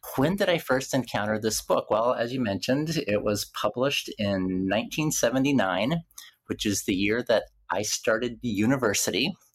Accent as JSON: {"language": "English", "town": "Lawton", "region": "Oklahoma", "country": "United States", "tie": "born or raised there", "said": "my public library in Lawton, Oklahoma"}